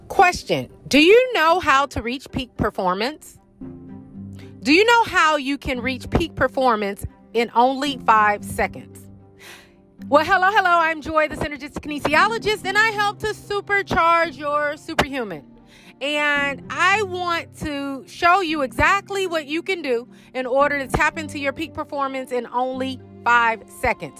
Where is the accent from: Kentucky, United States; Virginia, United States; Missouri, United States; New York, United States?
Missouri, United States; St. Louis; moved away; I'm originally from St. Louis, which is a show me state